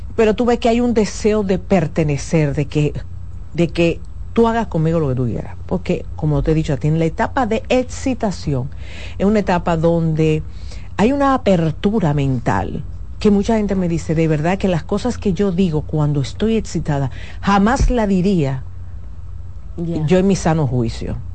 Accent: Dominican Republic; como los dominicanos entendemos

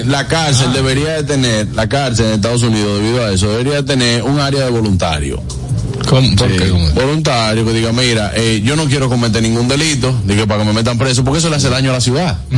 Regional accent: Santo Domingo, Distrito Nacional, Dominican Republic; aquí en Ciudad Nueva, donde, de donde yo soy

